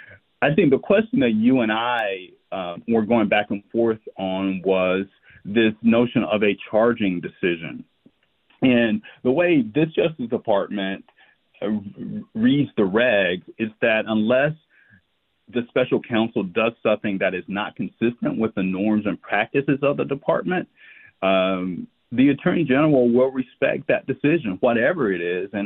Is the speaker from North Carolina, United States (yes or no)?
yes; North Carolina, United States; now in Washington, D.C., United States; I'm from North Carolina, so I will use these phrases from time to time.